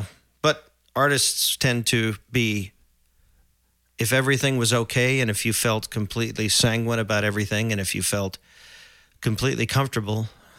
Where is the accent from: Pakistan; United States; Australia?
United States; Edmond, Oklahoma; I was born in Oklahoma City, but I grew up in Edmond.